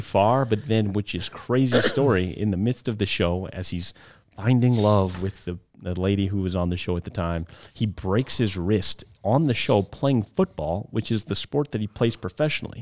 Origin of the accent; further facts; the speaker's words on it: Waukegan, Illinois, United States; moved away as an adult; also born or lived in Denver area, Colorado / Chicago, Illinois; I was born in Waukegan, Illinois, right there in the Illinois, Wisconsin border